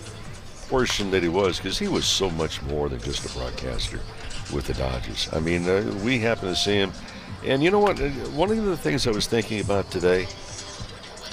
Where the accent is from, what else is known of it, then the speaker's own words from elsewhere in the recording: Santa Monica, California, United States; a kid growing up in Santa Monica